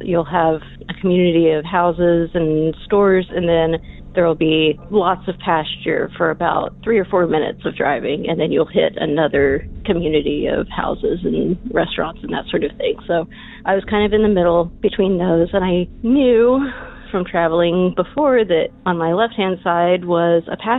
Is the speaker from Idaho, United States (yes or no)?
no; Texas, United States